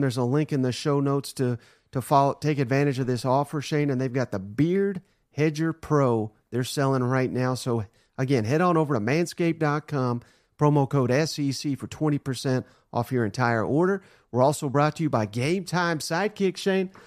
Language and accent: English; Nashville, Tennessee, United States; This is my hometown here